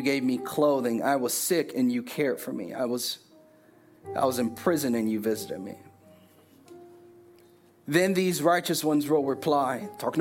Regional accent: Richmond Heights, United States; moved away; They don't know I'm from Richmond Heights.

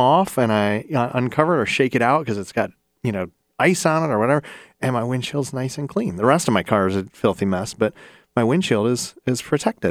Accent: Ohio, United States; I'm from Ohio

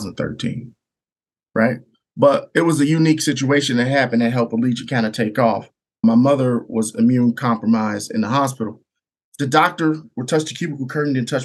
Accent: South Haven, Michigan, United States; I'm originally from South Haven

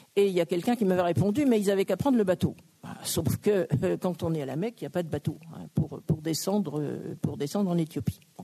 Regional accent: Brittany, France; je suis bretonne

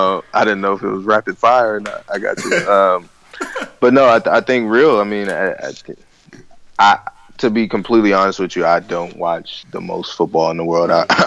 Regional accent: Baltimore, Maryland, United States; born or raised there

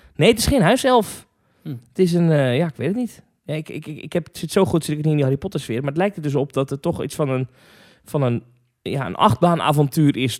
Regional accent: Hendrik-Ido-Ambacht, South Holland, Netherlands; also born or lived in Zwijndrecht; ik ben geboren in Zwijndrecht. Nou. En eh, opgegroeid in Hendrikje de Ambacht, dicht ernaast.

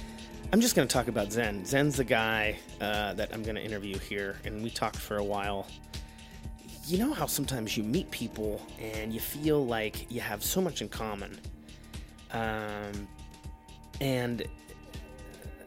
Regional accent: Pittsburgh, Pennsylvania, United States; I'm from Pittsburgh

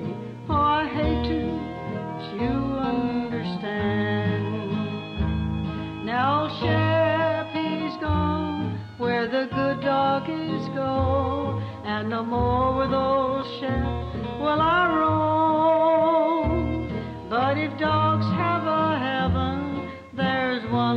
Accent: Hope, Arkansas, United States; accent: Southern; moved away; also born or lived in Hot Springs, Arkansas / Jessieville, Arkansas; all my growing up years through high school was in Hope, Arkansas.

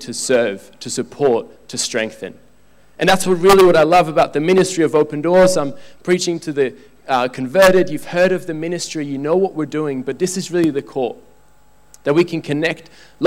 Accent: Switzerland; I'm from Switzerland

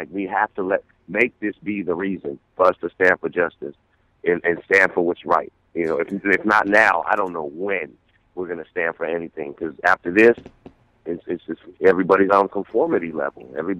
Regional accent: San Francisco, California, United States; growing up and born and raised in San Francisco

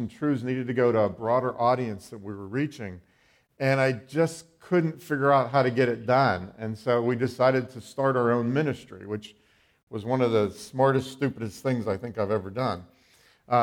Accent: Western Pennsylvania, United States; I am from Western Pennsylvania. I've been there all my life.

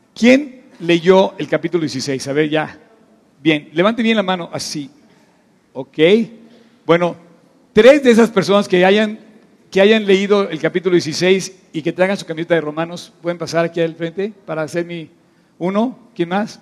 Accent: Mexico City, Mexico; la urbe a la que nosotros pertenecemos se llama DF

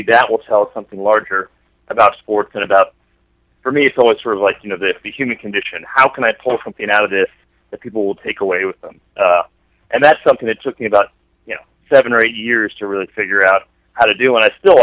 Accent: the Bay Area, California, United States; I grew up in the Bay Area

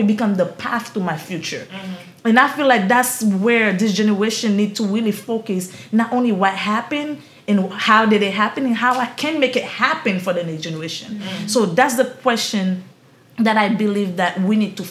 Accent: Haiti; accent: Haitian; now in Florida, United States; I'm this poor girl from Haiti. I can't do it. My accent is too strong

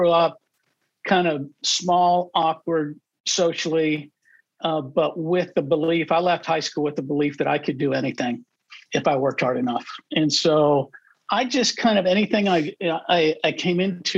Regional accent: Midwest, United States; moved away; also born or lived in Texas; I grew up in the Midwest

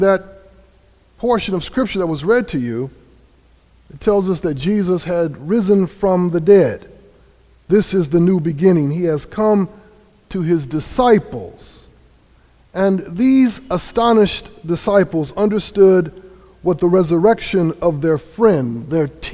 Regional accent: Grand Rapids, Michigan, United States; also born or lived in North Carolina; now in New Haven, United States; I grew up in Grand Rapids, Michigan

